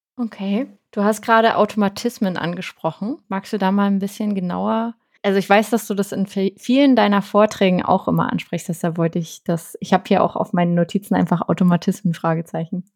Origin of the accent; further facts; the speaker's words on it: Berlin, Germany; ich als Berliner